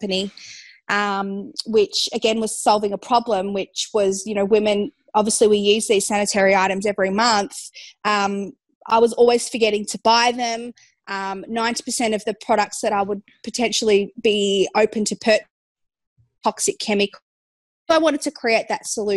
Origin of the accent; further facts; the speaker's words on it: Geelong, Victoria, Australia; where I grew up in Geelong, we actually at this time had no cold pressed juice bars in the city.